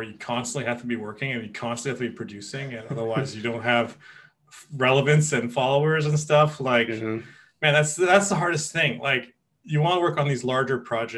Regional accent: Kelowna, British Columbia, Canada; I'm from Kelowna

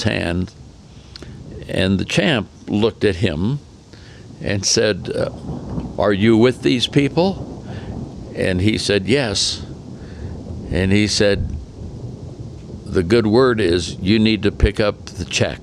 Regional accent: Oakland, California, United States; now in Windsor, Colorado, United States; I'm a guy from East Oakland

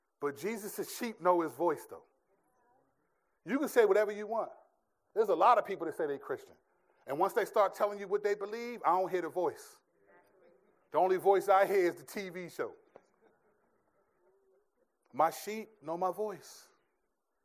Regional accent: United States; I'm a stupid American

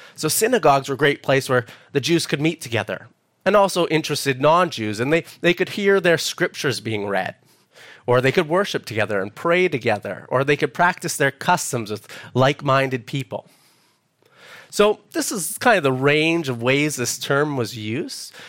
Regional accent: Edmonton, Alberta, Canada; moved away as an adult; now in Perth, Australia; I'm originally from Edmonton, Alberta, Canada

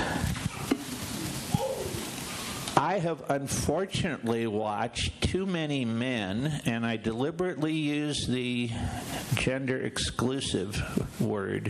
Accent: Illinois, United States; also born or lived in South Florida; now in Denver, United States; I was from Illinois

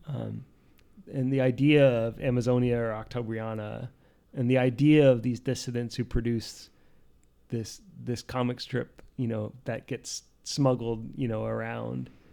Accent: Poughkeepsie, New York, United States; I was born in Poughkeepsie

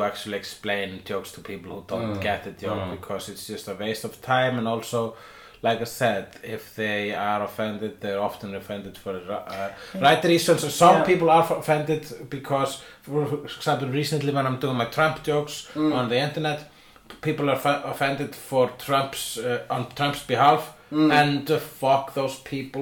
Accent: Iceland; I am Icelandic

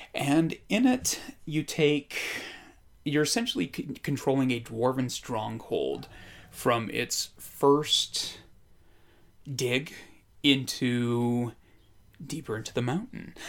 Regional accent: Idaho, United States; I grew up in Idaho.

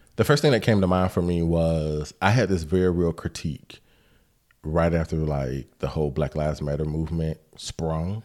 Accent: Decatur, United States; I grew up in Decatur

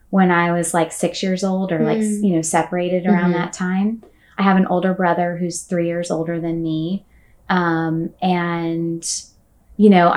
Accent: Ocala, Florida, United States; moved away as an adult; now in Orlando, United States; I grew up and was born and raised in Ocala, Florida

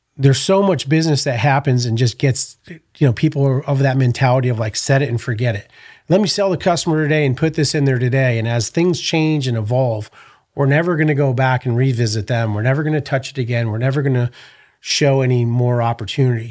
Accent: New Haven, Connecticut, United States; also born or lived in Orange County, California / San Diego, California; now in Texas, United States; I grew up in Connecticut. I was born in New Haven, Connecticut.

